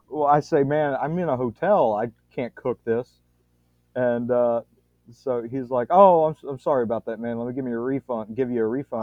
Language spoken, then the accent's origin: English; Louisiana, United States; I'm from Louisiana too